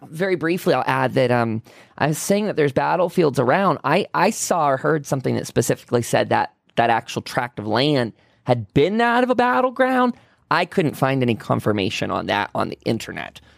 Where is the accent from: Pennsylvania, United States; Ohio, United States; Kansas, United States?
Pennsylvania, United States; moved away; also born or lived in Salt Lake City, Utah; moving from Salt Lake City back to my hometown of Pennsylvania, specifically moving into a big farmhouse that my family owned, uh, and I grew up in.